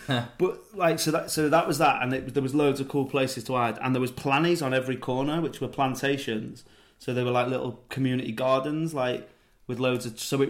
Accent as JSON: {"language": "English", "town": "Chester", "region": "North West England", "country": "United Kingdom", "said": "I'm from Chester and it's a bit more middle class, I think."}